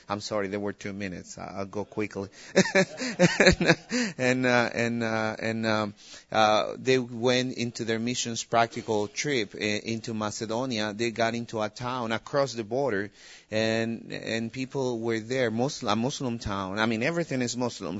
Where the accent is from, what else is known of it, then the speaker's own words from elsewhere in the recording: El Salvador; moved away as an adult; now in Albania; we are missionaries in Albania. We're originally from El Salvador